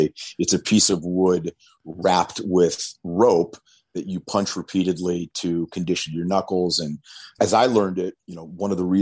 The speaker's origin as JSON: {"language": "English", "town": "New Castle", "region": "Pennsylvania", "country": "United States", "tie": "born or raised there", "moved": "yes", "said": "I was actually just back in my hometown of Newcastle, Pennsylvania"}